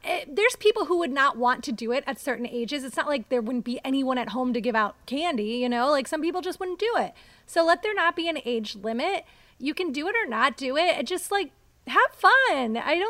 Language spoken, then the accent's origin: English; Cleveland, Ohio, United States; now in Los Angeles, United States; I grew up outside of Cleveland, okay. Ohio.